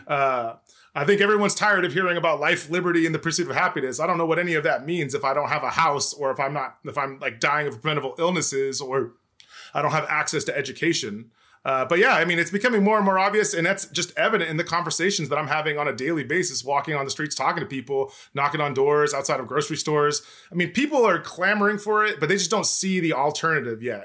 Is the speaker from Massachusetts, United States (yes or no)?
no; El Cajon, California, United States; police brutality uprising in my hometown in two thousand sixteen